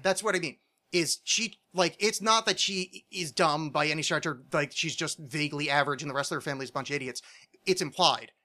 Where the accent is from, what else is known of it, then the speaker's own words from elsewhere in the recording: New Jersey, United States; I'm from New Jersey